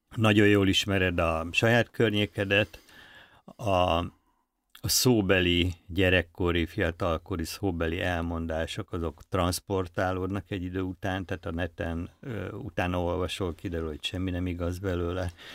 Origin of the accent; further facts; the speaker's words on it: Budapest, Hungary; Budapesti vagyok